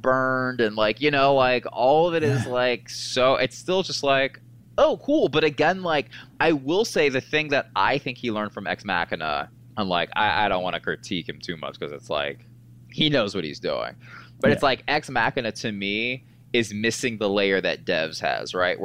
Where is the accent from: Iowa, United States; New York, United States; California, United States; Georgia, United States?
Georgia, United States; Marietta; I'm from the South, from Marietta, Georgia